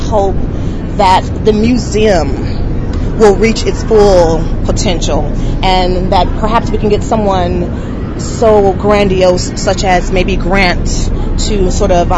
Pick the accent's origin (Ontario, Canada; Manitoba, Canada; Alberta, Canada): Alberta, Canada; Edmonton; Where I come from Edmonton